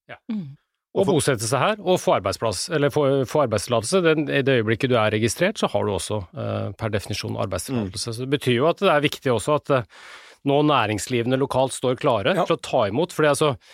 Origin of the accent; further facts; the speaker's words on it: Norway; her hjemme i Norge